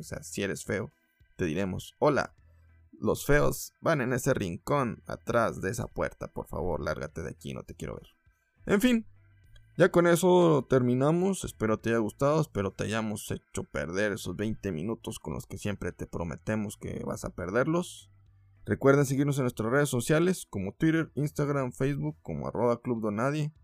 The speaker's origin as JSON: {"language": "Spanish", "country": "Mexico", "said": "como mexicano"}